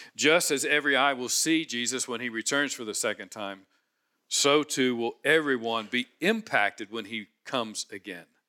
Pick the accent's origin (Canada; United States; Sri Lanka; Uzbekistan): United States; Cincinnati, Ohio; I grew up in Cincinnati, Home of Skyline Chili